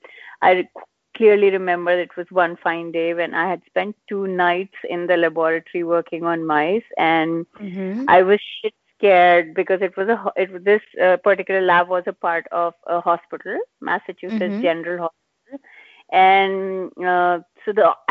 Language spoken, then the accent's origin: English; India; moved away as an adult; also born or lived in Singapore; we're Indian parents